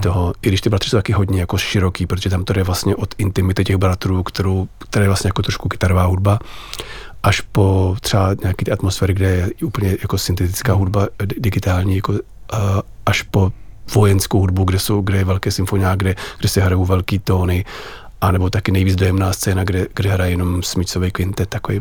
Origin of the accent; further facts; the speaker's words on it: Czechia; jsem Čech, miluju Čechy, žiju tady